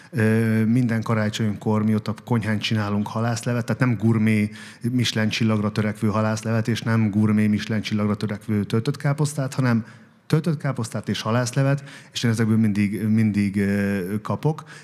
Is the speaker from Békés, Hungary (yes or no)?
yes; Vésztő, Békés, Hungary; now in Esztergom, Hungary; Békés megye vésztő.